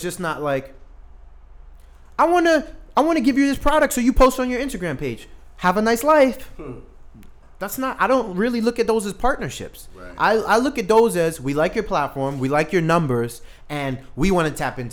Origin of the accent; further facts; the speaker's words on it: New York City, New York, United States; also born or lived in Saint Vincent and the Grenadines; I grew up in Brooklyn